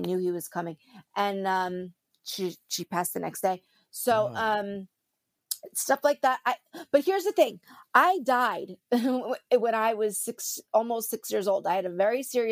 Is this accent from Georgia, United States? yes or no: no; New Jersey, United States; I am from New Jersey.